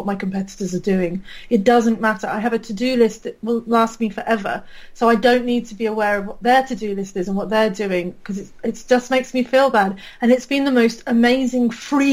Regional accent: United Kingdom; accent: British; I can probably tell from my accent, I'm British

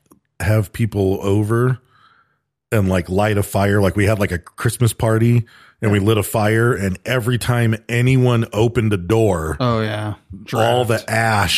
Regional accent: Michigan, United States; moved away; growing up in Michigan

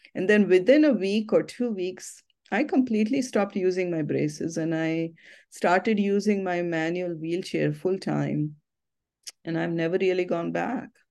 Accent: Ahmednagar, Maharashtra, India; now in United States; my hometown, Ahmednagar

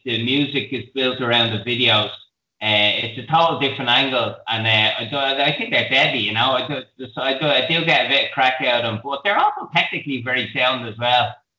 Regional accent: Dublin, Leinster, Ireland; also born or lived in Australia; the same group of lads from Tala that I've hung around with since I'm 14

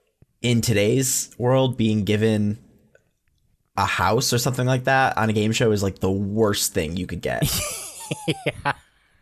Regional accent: Arkansas, United States; I'm from Arkansas.

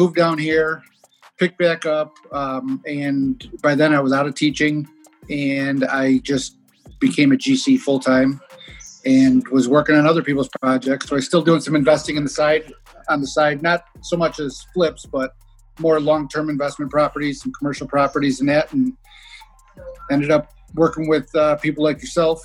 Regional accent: Chicago, Illinois, United States; moved away; I'm originally from Chicago. We call those two flats there. Here they call them duplexes

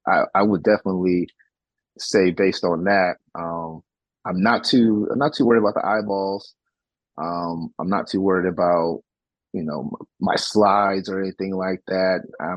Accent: San Antonio, Texas, United States; now in Cleveland, United States; So me being an army brat, because my mother was in the military, and that's why I'm originally from San Antonio, Texas, and I ended up moving to Cleveland.

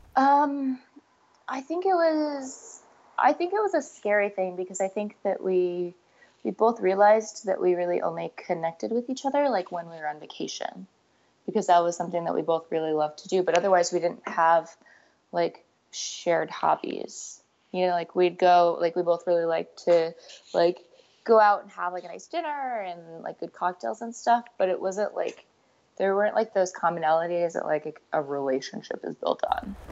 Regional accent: Omaha, Nebraska, United States; I grew up in Omaha, Nebraska

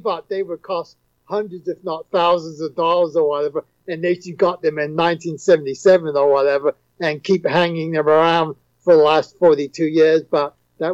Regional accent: England, United Kingdom; moved away; I'm originally from England

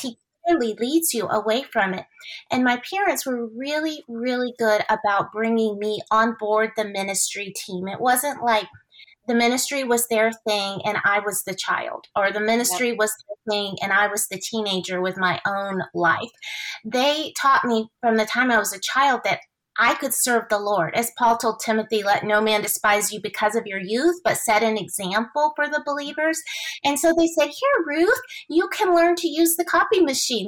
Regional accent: Houston, Texas, United States; i grew up in the city of houston

